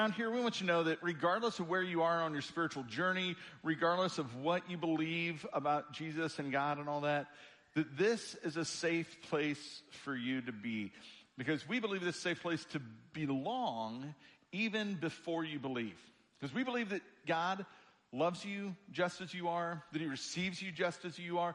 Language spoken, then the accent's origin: English; Springfield, Illinois, United States; now in Kentucky, United States; I grew up in Springfield, Illinois, the land of Lincoln